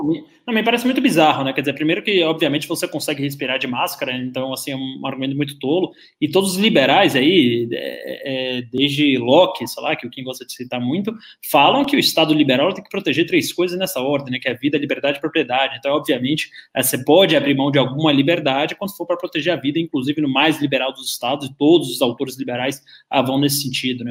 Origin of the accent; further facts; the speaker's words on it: Bahia, Brazil; moved away; Da minha criação é toda muito conservadora, eu vim da Bahia